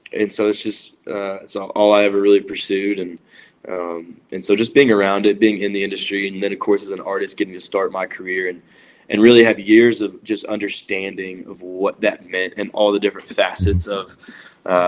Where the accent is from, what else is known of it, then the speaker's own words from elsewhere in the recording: Nashville, Tennessee, United States; I grew up in Nashville